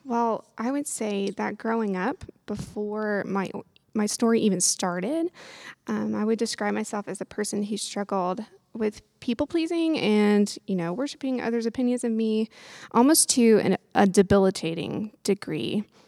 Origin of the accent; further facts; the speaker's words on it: Lexington, Kentucky, United States; I'm from Lexington, Kentucky, born and raised